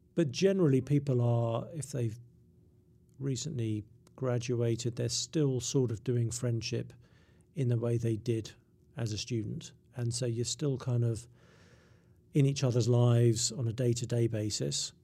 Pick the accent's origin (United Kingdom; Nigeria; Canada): United Kingdom; England; I'm English